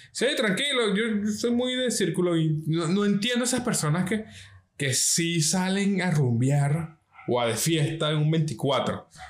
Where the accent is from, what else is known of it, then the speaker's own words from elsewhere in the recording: Venezuela; como venezolano